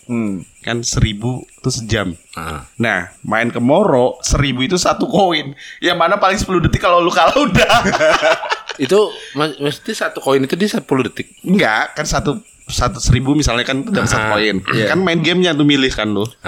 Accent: Jakarta, Indonesia; now in Yogyakarta, Indonesia; Gue merantau {S0} ke Jogja, meskipun gue kelahiran Jakarta, gue besar di Jakarta, kerja gue di Jakarta

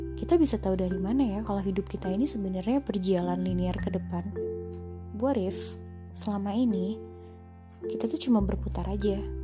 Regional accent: Jakarta, Indonesia; kita orang Jakarta orang Indonesia

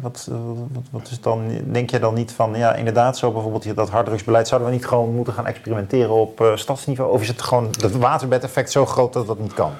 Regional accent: Leusden, Utrecht, Netherlands; Ik ben dan eh, opgegroeid in Leusden bij Amersfoort

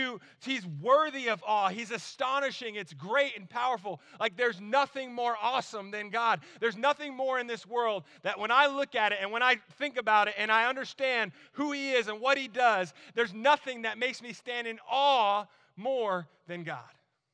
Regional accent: New Jersey, United States; accent: Jersey; also born or lived in North Carolina; I grew up in New Jersey. Like, we said awesome all the time. And, like, we would say it like that, too, because, like, I had a really thick Jersey accent.

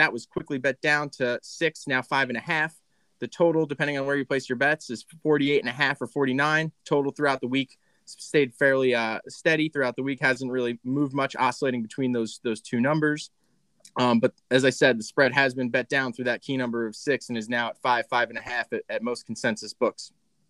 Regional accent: New York, United States; Max and I grew up together just outside of New York City

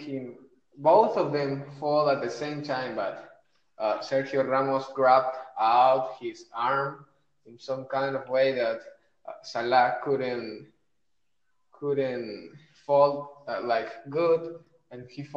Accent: Lima, Peru; I'm from Peru

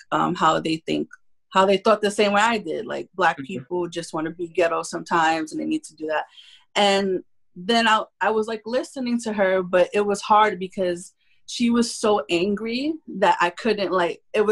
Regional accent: New York City, New York, United States; also born or lived in Spanish Harlem, New York; I grew up in Bushwick Projects

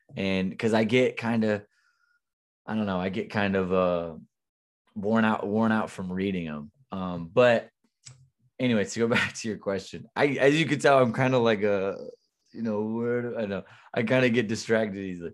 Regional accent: Southern Illinois, United States; also born or lived in Missouri; working in my hometown right now

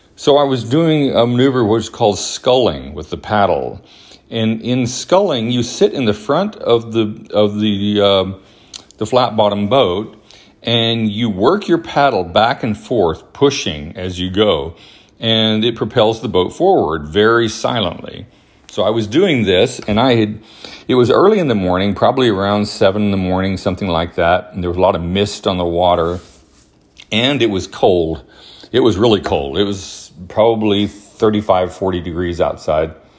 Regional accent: Huntsville, Alabama, United States; also born or lived in New Mexico; I was born in New Mexico, but my family moved when I was very young to Huntsville, Alabama, where I grew up

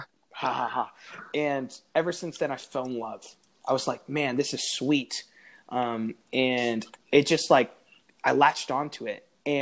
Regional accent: Florida, United States; So growing up in Florida, it's flat. And there's just the beach.

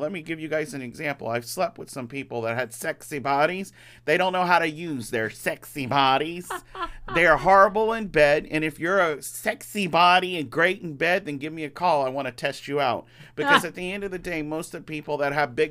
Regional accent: Louisiana, United States; I come from Louisiana

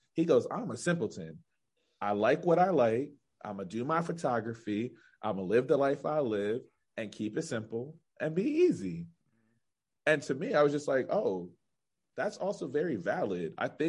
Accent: Pittsburgh, Pennsylvania, United States; I'm still in Pittsburgh

